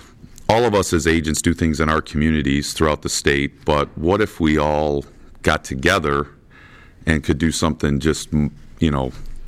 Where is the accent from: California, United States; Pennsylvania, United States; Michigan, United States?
Michigan, United States; Washington; I'm from Washington, Michigan